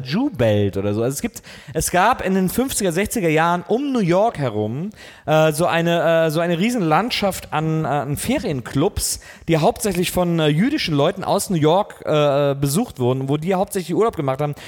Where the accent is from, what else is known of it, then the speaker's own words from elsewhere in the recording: Wesseling, North Rhine-Westphalia, Germany; ich bin in Wesseling groß geworden, genau zwischen Köln und Bonn